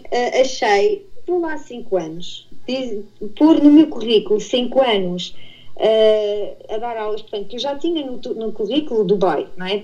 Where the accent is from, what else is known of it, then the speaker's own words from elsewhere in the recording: Portugal; moved away as an adult; sou de Portugal